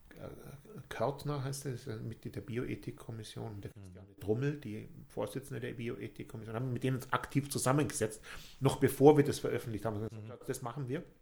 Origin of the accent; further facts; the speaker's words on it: Bavaria, Germany; ich komme aus Bayern ja